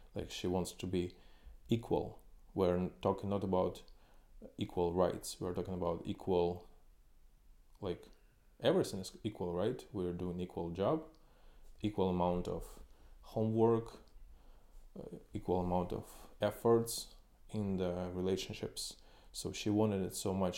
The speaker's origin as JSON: {"language": "English", "country": "Ukraine", "also_born_or_lived": "China / Suzhou / Shanghai / Shenzhen", "moved": "as an adult", "lives_now": "Kyiv, Ukraine", "said": "I came from Ukraine"}